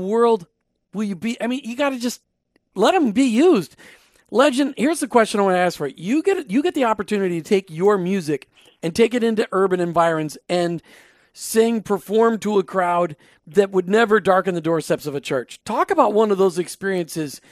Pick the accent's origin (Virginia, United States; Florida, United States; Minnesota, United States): Minnesota, United States; I'm from Minnesota. It would be Crawley in Minnesota